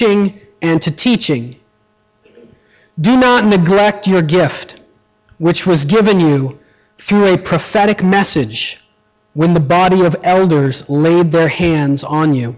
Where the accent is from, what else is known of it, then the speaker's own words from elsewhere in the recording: United States; moved away; When I was in first grade, I was never actually in grade one because I'm an American